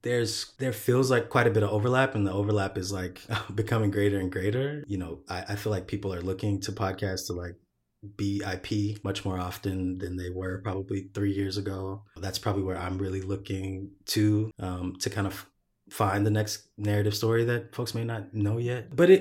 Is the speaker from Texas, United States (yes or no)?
yes; Texas, United States; moved away as an adult; also born or lived in Honolulu, United States; I grew up in Texas, kind of ran away as soon as I could. When I was about 20, finished school, came to LA.